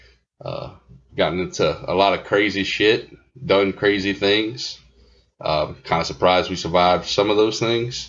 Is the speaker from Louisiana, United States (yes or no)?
yes; Mamou, Louisiana, United States; we're from Mamou